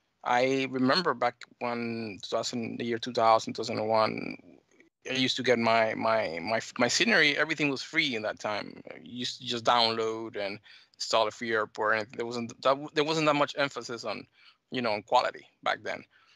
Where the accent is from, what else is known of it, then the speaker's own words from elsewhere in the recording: United States; born there; accent: mixed Dominican and American; actually, my parents are Dominican. I was born here in the States, so I've been back and forth, Caribbean, Dominican, and the United States, so it's kind of a mixed accent, yeah.